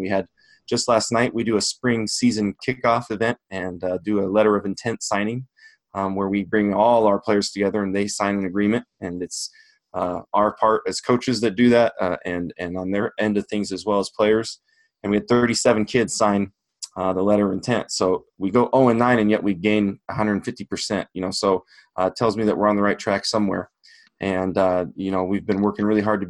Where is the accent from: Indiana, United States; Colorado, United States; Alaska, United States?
Colorado, United States; Longmont; now in Nebraska, United States; I grew up in Longmont, Colorado, just north of Denver.